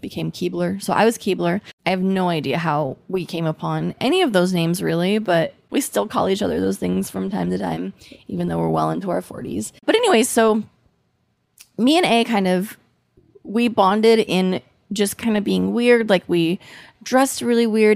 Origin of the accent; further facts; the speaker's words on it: United States; accent: American; my American accent